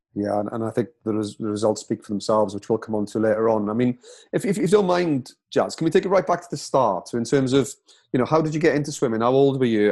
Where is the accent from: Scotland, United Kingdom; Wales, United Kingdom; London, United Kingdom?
Wales, United Kingdom; being a proud Welshman myself